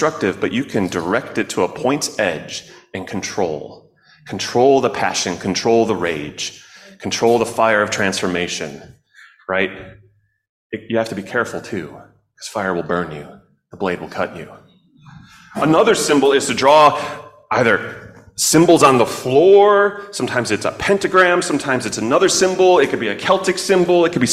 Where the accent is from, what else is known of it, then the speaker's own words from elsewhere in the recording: Chicago, Illinois, United States; I grew up in Chicago, and we had blackberries too